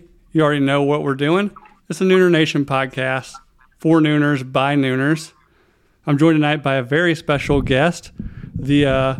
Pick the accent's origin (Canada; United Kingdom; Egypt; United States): United States; Asheville, North Carolina; I grew up kind of in the Asheville, North Carolina area.